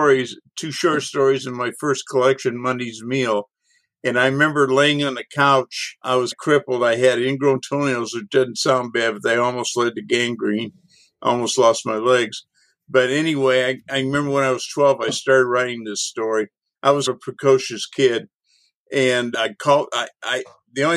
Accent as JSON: {"language": "English", "area": "on the Gulf", "region": "East Texas", "country": "United States", "tie": "born or raised there", "said": "East Texas where I grew up, a little north of where I grew up on the Gulf"}